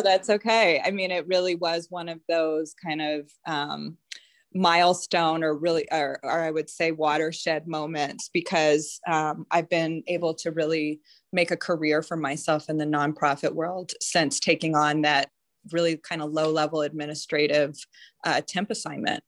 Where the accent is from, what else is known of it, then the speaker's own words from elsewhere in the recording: Denver, Colorado, United States; I grew up in Denver